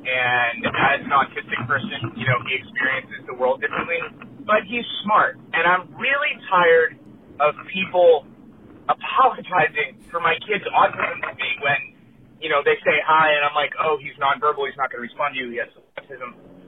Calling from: San Clemente, California, United States; I'm calling from San Clemente, California

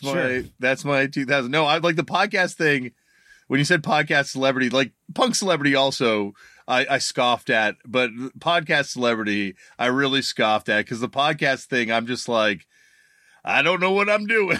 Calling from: Toronto, Ontario, Canada; I am. I'm joining you from Toronto, Canada, in my basement.

